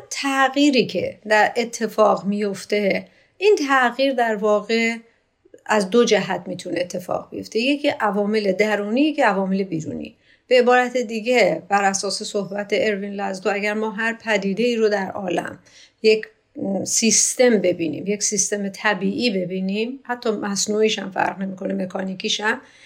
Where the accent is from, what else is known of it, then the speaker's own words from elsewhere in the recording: Iran; من ایرانی هستم